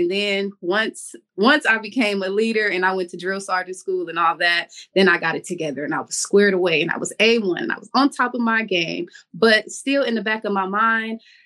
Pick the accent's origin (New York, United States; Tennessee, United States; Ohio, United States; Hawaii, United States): Ohio, United States; Cleveland; moved away as an adult; also born or lived in Miami, Florida / Atlanta, Georgia; now in Jacksonville, United States; I went home to Cleveland because that's where I'm from. I'm from Cleveland, Ohio